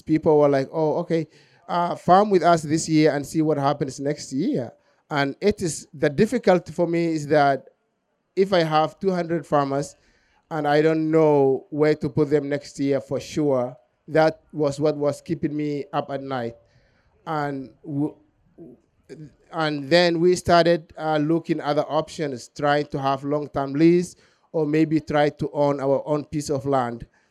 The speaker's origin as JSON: {"language": "English", "region": "southern Somalia", "country": "Somalia", "tie": "born or raised there", "moved": "yes", "said": "I was born in Somalia, southern Somalia"}